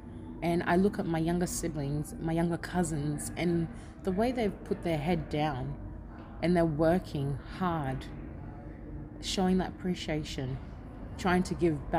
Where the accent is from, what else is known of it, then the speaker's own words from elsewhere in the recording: Australia; Even though I grew up in Australia, I still can't go, hey, Mary. I still call them auntie.